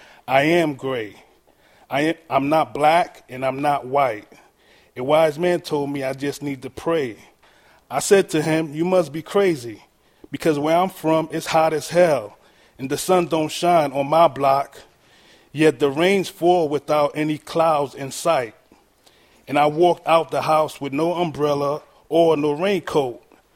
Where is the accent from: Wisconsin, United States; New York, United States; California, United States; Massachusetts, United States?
New York, United States; New York City; I was born and raised in Brooklyn, New York